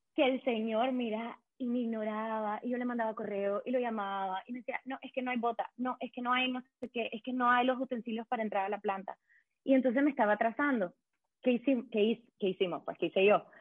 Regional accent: Managua, Nicaragua; moved away as an adult; now in Berlin, Germany; soy una mujer nicaragüense, tengo 29 años, soy de Managua, em, llevo 8 años viviendo

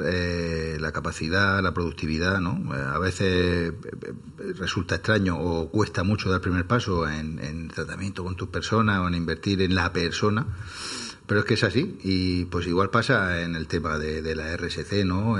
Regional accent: Archena, Region of Murcia, Spain; now in Murcia, Spain; Nosotros somos de la Algaida, que es una pedanía de Archena

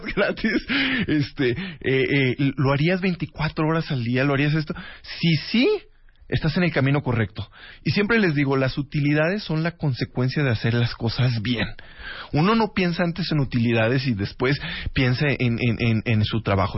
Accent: Río Verde, San Luis Potosí, Mexico; also born or lived in Mexico City; now in Guadalajara, Mexico; mi burbuja, Centenario 207, letra A, en Río Verde, San Luis Potosí

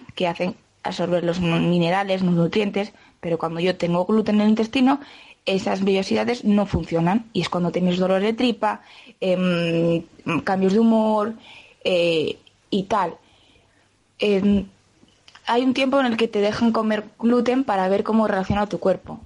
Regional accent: Quintanilla del Agua, Castile and León, Spain; soy de Quintanilla del Agua.

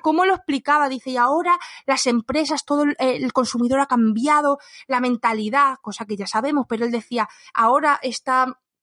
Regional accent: Spain; los españoles que nos vamos a otro país

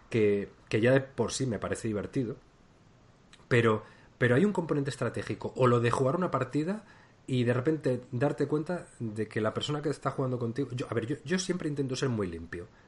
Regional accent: Spain; Pero sí que soy de España

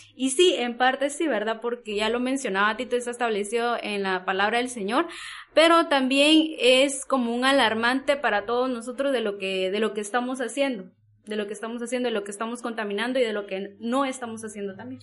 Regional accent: Guatemala; como guatemaltecos

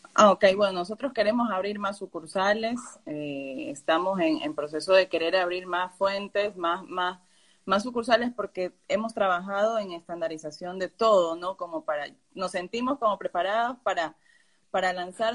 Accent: Ecuador; yo soy de Ecuador

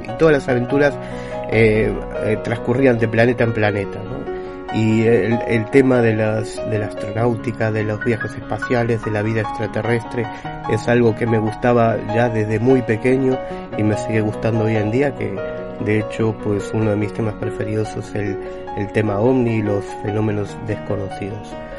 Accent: Buenos Aires, Argentina; born or raised there; moved away; also born or lived in Galicia, Spain

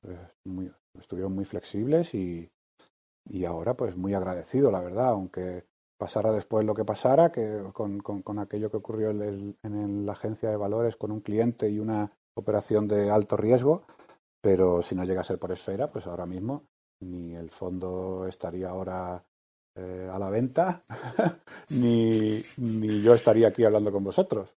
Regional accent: Málaga, Andalusia, Spain; also born or lived in Madrid; vivíamos en Madrid y somos de Málaga

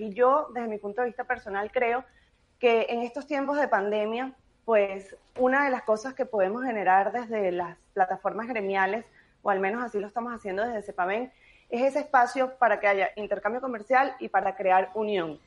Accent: Venezuela; moved away; como venezolanos en el mundo

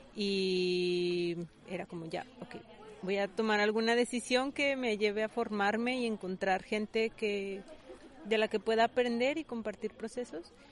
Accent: Zacatecas, Mexico; moved away as an adult; Igual de donde yo vengo en Zacatecas

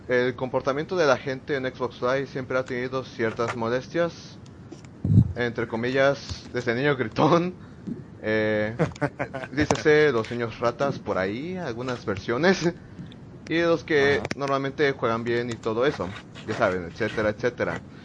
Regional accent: Tuxtla Gutiérrez, Chiapas, Mexico; soy de Tuxtla Gutiérrez

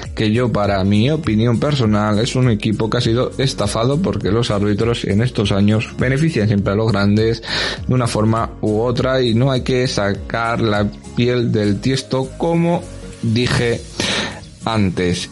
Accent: Spain; somos españoles

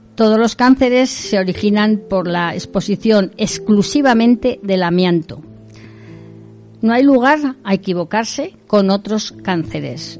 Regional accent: Navarre, Spain; nuestro gobierno de Navarra

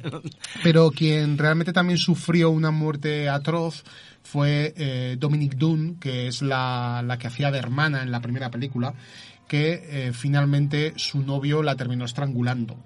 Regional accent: Zaragoza, Aragon, Spain; soy de Zaragoza, pero eh, curiosamente viajo cada 15 días a, Vilanova y la Yeltrú

